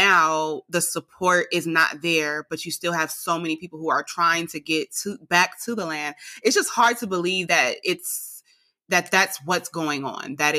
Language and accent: English; California, United States; also born or lived in Alabama; now in Georgia, United States; I'm from California